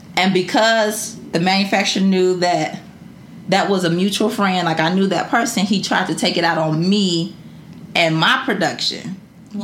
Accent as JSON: {"language": "English", "town": "Detroit", "region": "Michigan", "country": "United States", "tie": "born or raised there"}